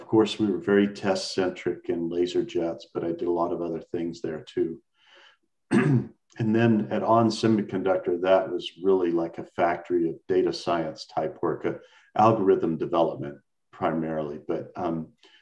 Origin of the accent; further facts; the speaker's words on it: Dallas, Texas, United States; also born or lived in Austin, Texas; I was born and raised in Dallas, Texas, and had the honor of being senior class president of my very large Dallas high school